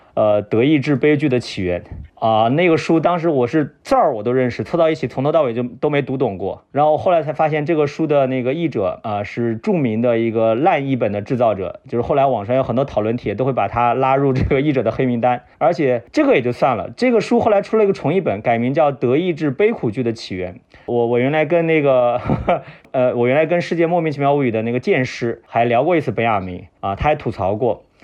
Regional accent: China; 我们中国人

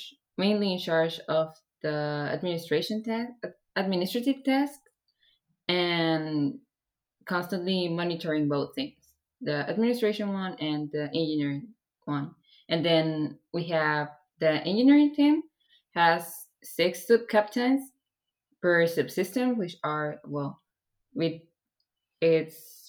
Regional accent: Mexico; I'm from Mexico

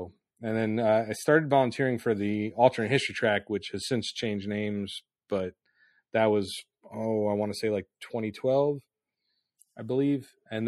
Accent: United States; also born or lived in New Jersey; I grew up outside New York City

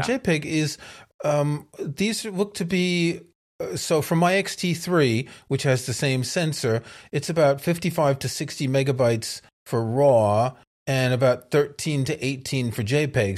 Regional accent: New York City, New York, United States; New York City is my hometown

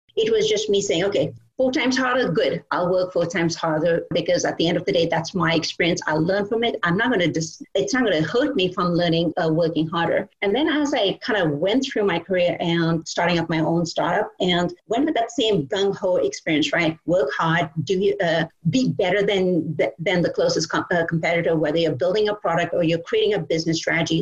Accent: Kolkata, West Bengal, India; now in United States; I grew up in Calcutta, India, and I went to a boarding school with all girls

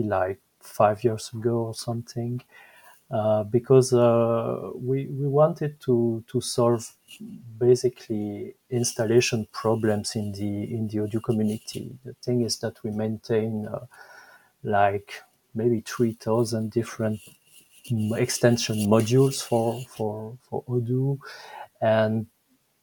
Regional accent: Belgium; accent: French; English is a second language; I'm Belgian. Maybe my French accent is showing

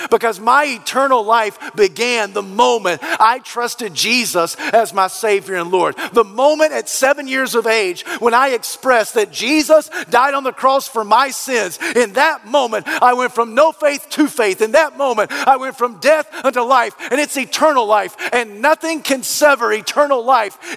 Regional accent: United States; We, as the American culture

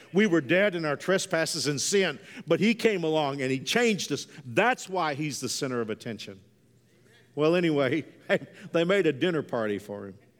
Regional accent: Texas, United States; when I was a kid growing up in Texas

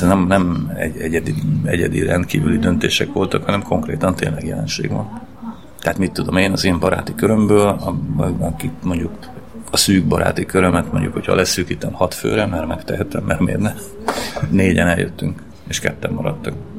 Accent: Transcarpathia, Zakarpattia Oblast, Ukraine; now in Hungary; Magyarországra költöztem Kárpátaljáról, és elhagytam úgymond a szülőföldemet

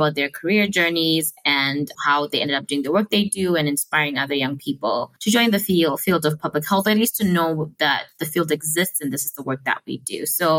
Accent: Harare, Zimbabwe; first language Shona; English is a second language; moved away as an adult; also born or lived in United States; now in Kigali, Rwanda; I am from Harare, Zimbabwe, born and raised. Where I'm local, I'm currently based in Kigali, Rwanda, and I've been based here for over 4 years now, going on 5. So in a way, I guess I feel local in Kigali

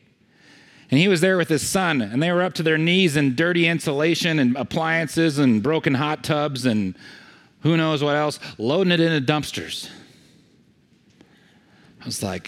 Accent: California, United States; I'm from California

